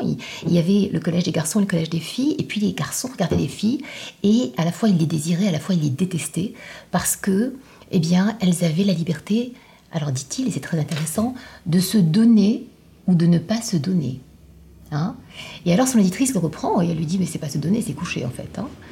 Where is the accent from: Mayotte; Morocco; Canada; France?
Morocco; venant moi-même euh, d'un pays du Sud, je viens du Maroc